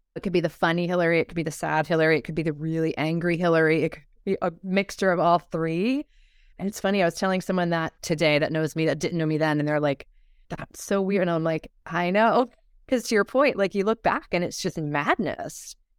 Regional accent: Baltimore, Maryland, United States; I grew up in Maryland and Baltimore.

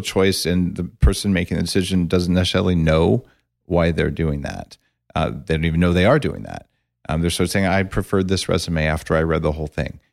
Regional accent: New Mexico, United States; I grew up in New Mexico, and I'm an engineer

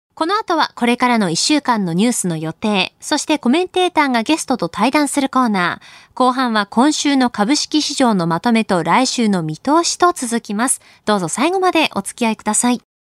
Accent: Akita, Japan; 私の出身の秋田

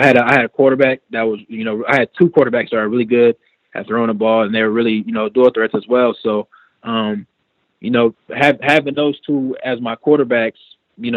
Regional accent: Iowa, United States; moved away; my hometown in Iowa

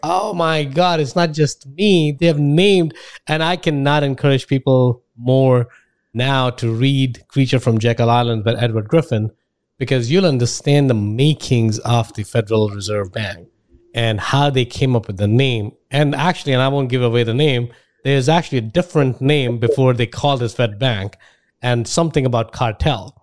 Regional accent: India; moved away as an adult; now in United States; I grew up in India, and then spent about 22 years there

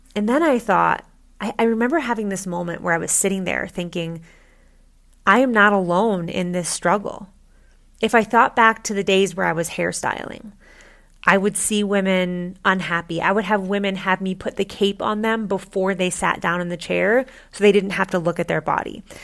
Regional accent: Midwest, United States; I grew up in the Midwest

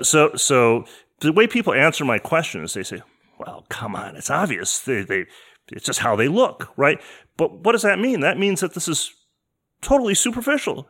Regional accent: Detroit, Michigan, United States; moved away as an adult; also born or lived in East Coast; now in San Francisco, United States; I grew up in Detroit in the nineteen seventies.

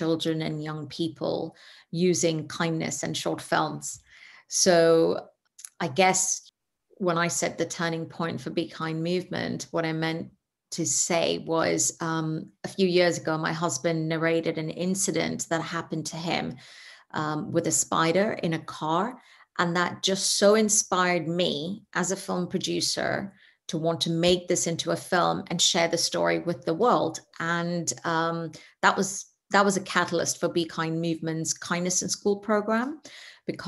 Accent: Netherlands; also born or lived in India; I come from India and grew up in the Netherlands

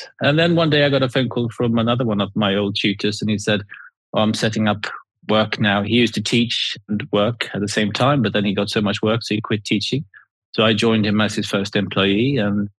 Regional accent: Sweden; now in New Forest, United Kingdom; I grew up in Sweden.

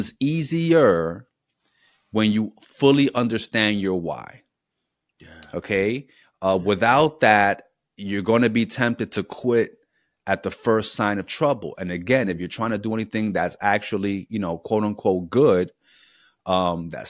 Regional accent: New York City, New York, United States; moved away as an adult; now in Philadelphia, United States; I'm originally from New York City

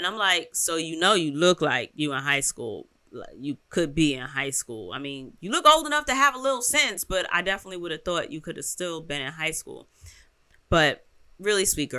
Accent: New York, United States; I'm from New York

